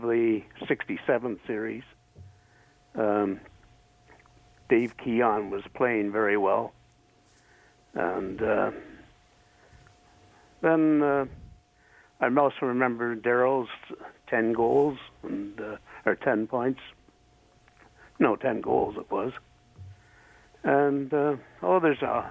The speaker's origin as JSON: {"language": "English", "town": "Toronto", "region": "Ontario", "country": "Canada", "tie": "born or raised there", "said": "I grew up around Maple Leaf Gardens"}